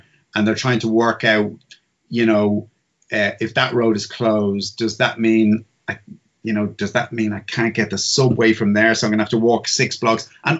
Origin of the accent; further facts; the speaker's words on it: Ireland; also born or lived in England; I grew up in England and then moved to Ireland.